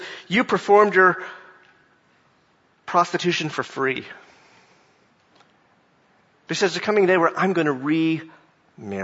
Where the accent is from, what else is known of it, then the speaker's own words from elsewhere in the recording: Jacksonville, Florida, United States; I grew up in Jacksonville, Florida